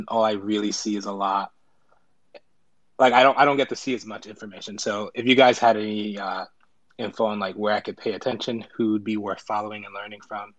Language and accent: English; Liberia; now in United States; I was born in Liberia and been living in the States since 2000.